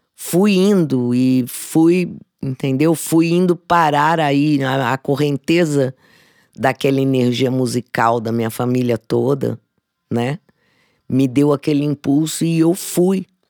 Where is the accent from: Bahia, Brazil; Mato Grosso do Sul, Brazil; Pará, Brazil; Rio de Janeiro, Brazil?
Mato Grosso do Sul, Brazil; now in São Paulo, Brazil; eu nasci numa família de artistas no Mato Grosso do Sul